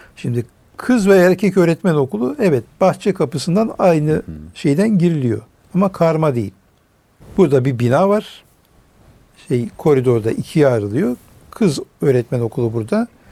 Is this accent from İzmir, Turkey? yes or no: no; Urfa, Şanlıurfa, Turkey; ben memleketim Urfa